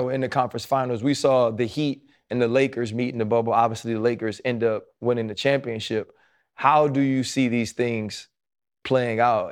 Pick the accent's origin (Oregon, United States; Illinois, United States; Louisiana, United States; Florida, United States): Louisiana, United States; New Orleans; I'm from New Orleans